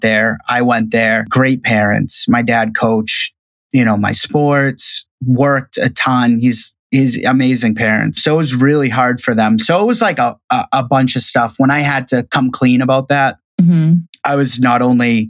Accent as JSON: {"language": "English", "town": "Shirley", "region": "Massachusetts", "country": "United States", "tie": "born or raised there", "also_born_or_lived": "Sasebo, Japan / Virginia", "said": "I'm from Shirley, Massachusetts"}